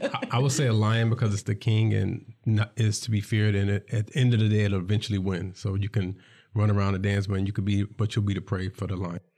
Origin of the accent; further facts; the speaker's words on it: New York City, New York, United States; I'm from New York City.